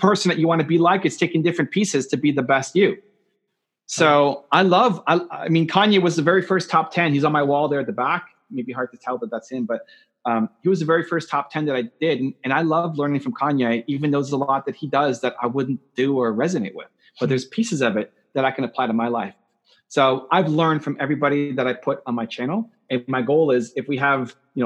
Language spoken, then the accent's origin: English; Canada; I'm from Canada